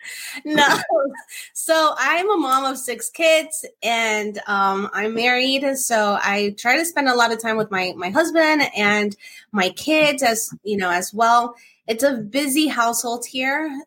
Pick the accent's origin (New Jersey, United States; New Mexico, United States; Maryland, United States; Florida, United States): New Jersey, United States; I'm from Jersey, from New York, New Jersey